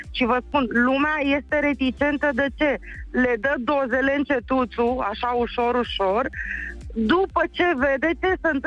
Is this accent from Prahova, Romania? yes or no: yes; Câmpina, Prahova, Romania; din Câmpina.